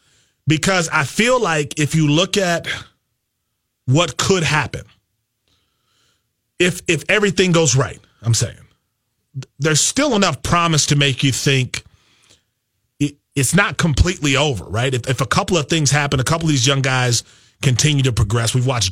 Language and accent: English; Wisconsin, United States; Growing up in Wisconsin, the Brewers were number one with their farm system for like 6 years in a row, and they didn't win.